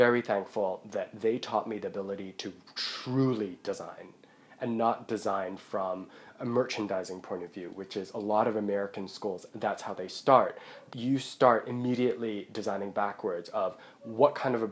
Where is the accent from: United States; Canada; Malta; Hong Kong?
Hong Kong; moved away; also born or lived in Buckinghamshire, England; I'm from Hong Kong